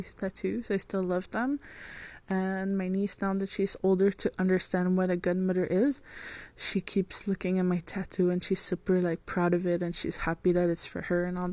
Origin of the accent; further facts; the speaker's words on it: France; moved away; I'm French.